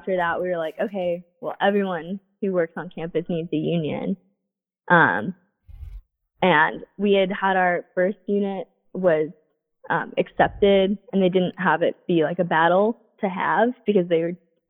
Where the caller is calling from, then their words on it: Grinnell, Iowa, United States; I'm calling you from Grinnell, Iowa.